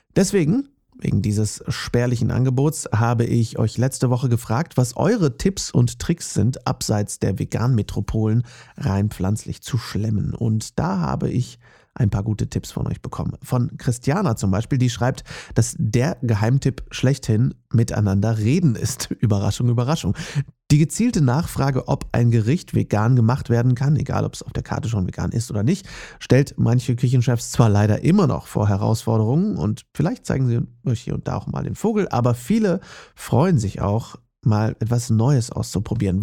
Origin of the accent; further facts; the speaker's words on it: Herford, North Rhine-Westphalia, Germany; moved away; in der Nähe meiner Heimatstadt Herford